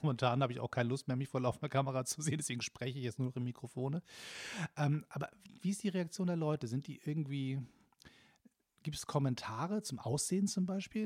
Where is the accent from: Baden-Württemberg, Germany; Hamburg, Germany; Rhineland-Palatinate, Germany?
Hamburg, Germany; now in Berlin, Germany; als, Hamburger